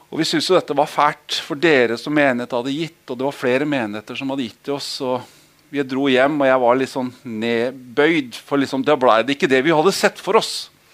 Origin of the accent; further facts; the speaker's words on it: Holmestrand, Vestfold, Norway; Jeg er oppvokst i Holmestrand veldig stor del av året. Eller året. Livet.